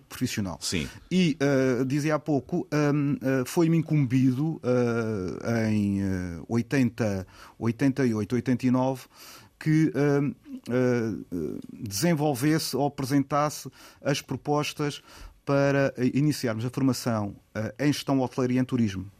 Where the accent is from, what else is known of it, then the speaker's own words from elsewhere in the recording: Portimão, Algarve, Portugal; also born or lived in Lisbon / Faro; nasci em Portimão